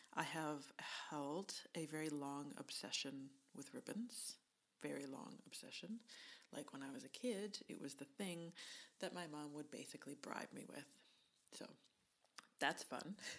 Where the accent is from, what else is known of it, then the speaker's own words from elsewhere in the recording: Canada; accent: Canadian; my Canadian accent